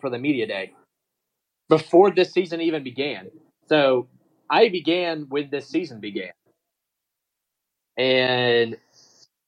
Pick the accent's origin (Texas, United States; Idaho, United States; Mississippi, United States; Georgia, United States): Mississippi, United States; Oxford; I was born and raised in Oxford, Mississippi.